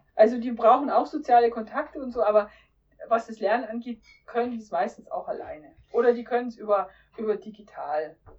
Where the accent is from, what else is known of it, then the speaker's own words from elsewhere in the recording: Lower Bavaria, Germany; moved away; Ich bin ja gebürtiger Niederbayer